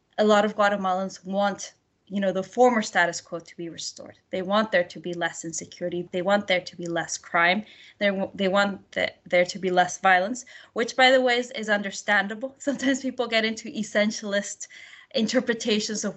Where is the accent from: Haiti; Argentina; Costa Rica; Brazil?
Costa Rica; moved away as an adult; now in England; I'm from Costa Rica